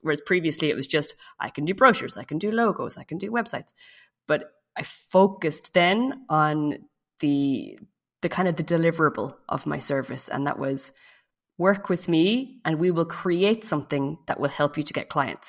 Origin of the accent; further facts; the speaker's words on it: Ireland; moved away as an adult; now in France; I live in France, uh, but I'm from Ireland